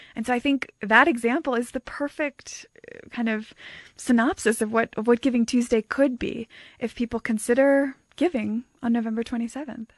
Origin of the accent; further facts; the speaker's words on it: United States; accent: American; moved away as an adult; now in South Africa; I am an American. I've been living in South Africa now for about five years